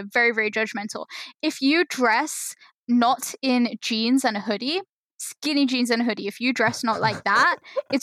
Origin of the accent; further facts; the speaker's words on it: London, United Kingdom; accent: London; I have like a London accent